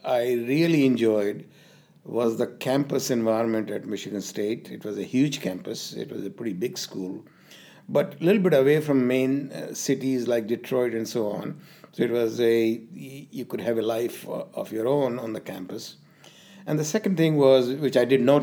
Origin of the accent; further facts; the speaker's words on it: India; moved away; I was born in India and did most of my schooling in India